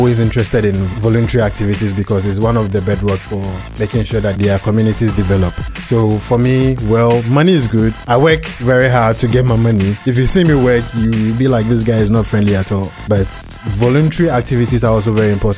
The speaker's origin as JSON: {"language": "English", "town": "Takoradi", "region": "Western Region", "country": "Ghana", "tie": "born or raised there", "also_born_or_lived": "Kumasi / Bibiani / Cape Coast", "said": "I grew up in Takoradi. I schooled in Takoradi, but I started my education somewhere in Kumasi and then Bibiani"}